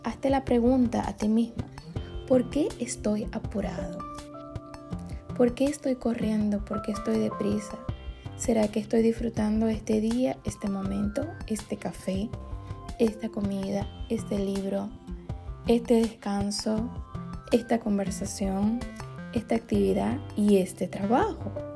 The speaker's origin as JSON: {"language": "Spanish", "town": "Maracaibo", "region": "Zulia", "country": "Venezuela", "tie": "born or raised there", "also_born_or_lived": "Santiago, Chile", "moved": "as an adult", "lives_now": "United States", "said": "mi ciudad natal, que es Maracaibo, Venezuela"}